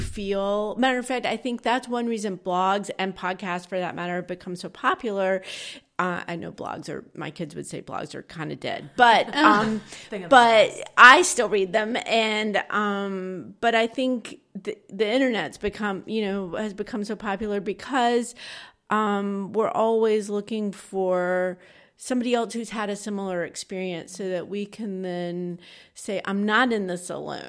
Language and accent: English; Georgia, United States; We're actually both from Georgia, but we've lived sort of all over the place.